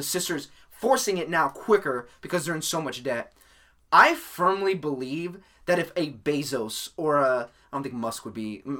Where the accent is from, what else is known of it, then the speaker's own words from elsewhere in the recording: San Diego, California, United States; San Diego boy, conceived and raised.